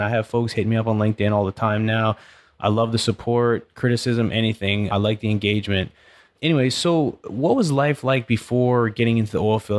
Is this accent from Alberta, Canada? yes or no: no; British Columbia, Canada; now in Katy, United States; I grew up in British Columbia where it's freshwater lakes